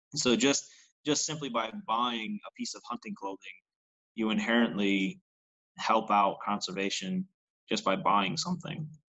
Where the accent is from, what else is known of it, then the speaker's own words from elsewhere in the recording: New York, United States; moved away as an adult; now in Missouri, United States; New York's a very large state as a whole, where you know I was seven and a half hours away from the state or away from the uh, away from the city